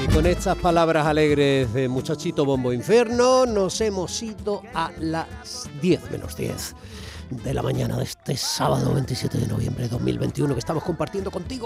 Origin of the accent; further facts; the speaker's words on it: Andalusia, Spain; tenemos en común los andaluces